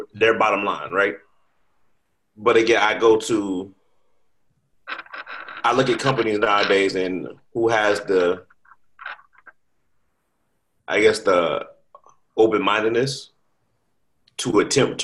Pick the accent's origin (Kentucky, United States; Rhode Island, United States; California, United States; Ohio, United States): Ohio, United States; Cincinnati; I grew up in Cincinnati